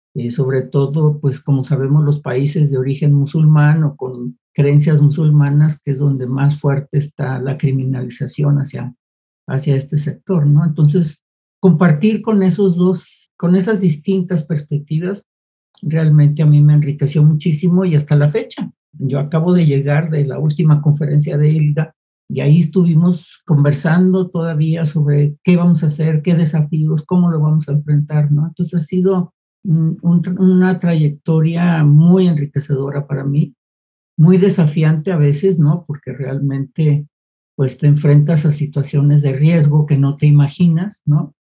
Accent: Guadalajara, Jalisco, Mexico; yo soy de Guadalajara

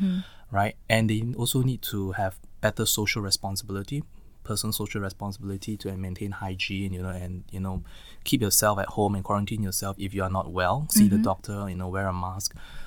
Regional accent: Singapore; we are Singaporean, typically kiasu, right?

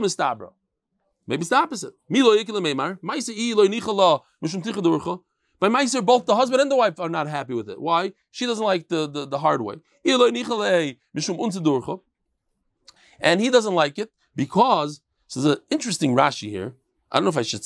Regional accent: New York, United States; moved away as an adult; now in Israel; as an American

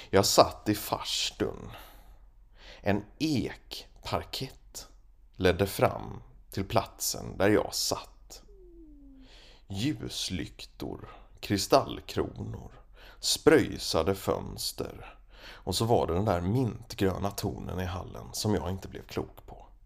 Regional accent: Småland, Sweden; Jag ska berätta om min uppväxt i Småland.

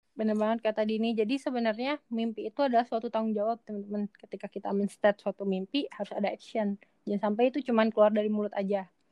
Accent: Majalengka, West Java, Indonesia; aku orang Majalengka aku dari Jawa Barat aku dari Indonesia

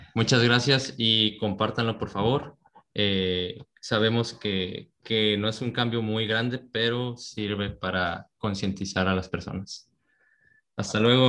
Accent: Mexico; nosotros que somos, mexicanos

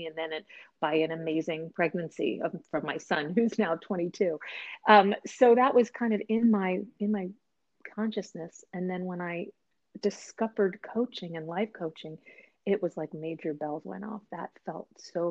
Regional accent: East Coast, United States; moved away as an adult; now in Seattle, United States; I was an East Coaster and I was like a huge part of my identity.

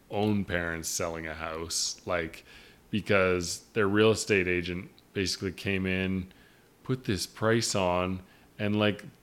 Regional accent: Canada; No, I was born in Canada.

